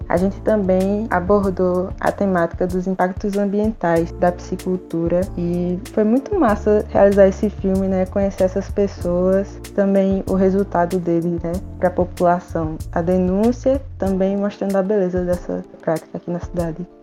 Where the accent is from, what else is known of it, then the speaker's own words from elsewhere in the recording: Petrolândia, Pernambuco, Brazil; Eu sou de Petrolândia, aqui no interior de Pernambuco